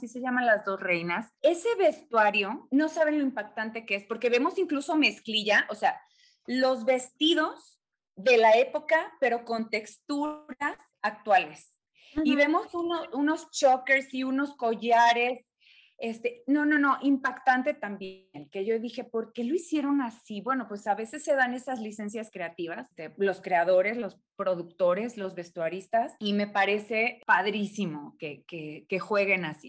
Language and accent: Spanish; Mexico; en México les llamamos ficheras